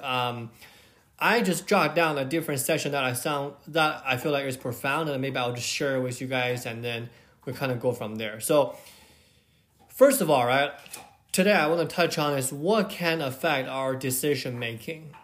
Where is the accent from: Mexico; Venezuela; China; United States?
China; I grew up in China